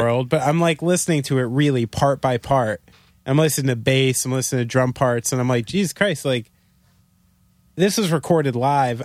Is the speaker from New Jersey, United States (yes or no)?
yes; New Jersey, United States; I'm from Jersey